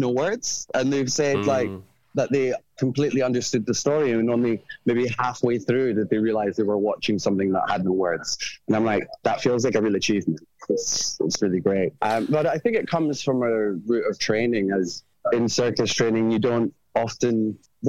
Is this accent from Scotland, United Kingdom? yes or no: yes; Edinburgh, Scotland, United Kingdom; accent: Scottish; moved away as an adult; now in London, United Kingdom; I'm from Edinburgh originally, and then I came to London to study circus and do my degree, and I've been in London for maybe the last 10, 12 years